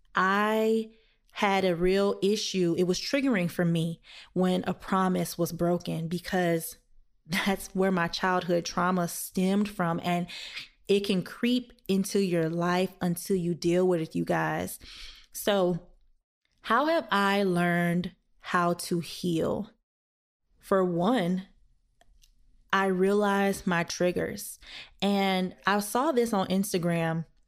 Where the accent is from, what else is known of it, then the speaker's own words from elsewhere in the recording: the South, United States; I am black and I'm from the South